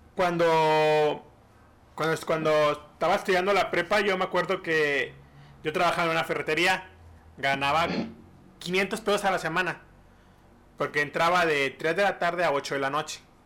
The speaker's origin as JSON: {"language": "Spanish", "country": "Mexico", "said": "somos mexicanos"}